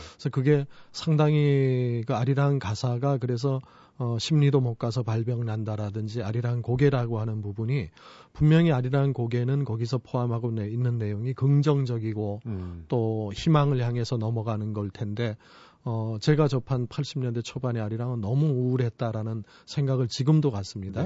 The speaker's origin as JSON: {"language": "Korean", "town": "Jeongseon", "region": "Gangwon", "country": "South Korea", "tie": "born or raised there", "moved": "yes", "said": "정선이라고 하는 데가 어, 제가 태어난 데고 고향?"}